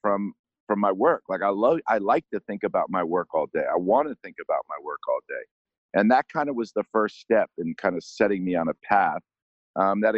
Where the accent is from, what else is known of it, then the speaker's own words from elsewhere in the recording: New York, United States; growing up in New York